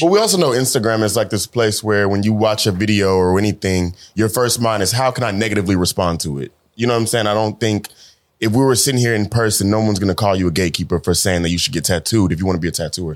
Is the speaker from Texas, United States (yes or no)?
yes; Dallas, Texas, United States; from Dallas, Texas